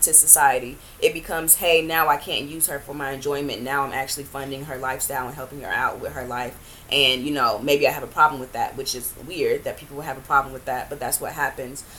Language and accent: English; Greenville, North Carolina, United States; moved away as an adult; also born or lived in Raleigh, North Carolina; now in New York, United States; I am originally from North Carolina, um, a small town called Greenville.